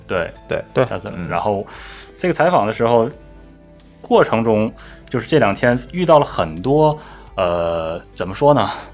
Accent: China

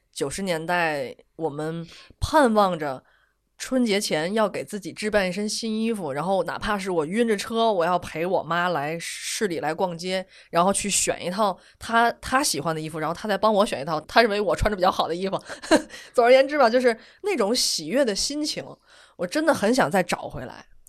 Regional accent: Tianjin, China; 天津一市单的那个楼，它好像对于我们天津人来说，好像它就是一种，有一个特殊的存在

